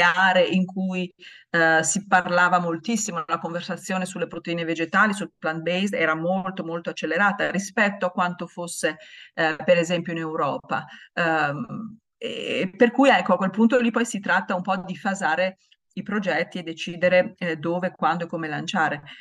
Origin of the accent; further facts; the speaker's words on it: Italy; siamo italiani